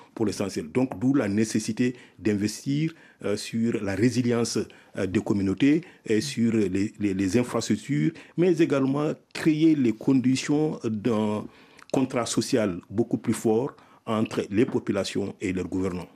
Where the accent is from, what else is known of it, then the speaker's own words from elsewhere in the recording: Mauritania; moved away as an adult; also born or lived in Senegal; j'ai fait mon primaire, mon secondaire dans mon pays natal, la Mauritanie.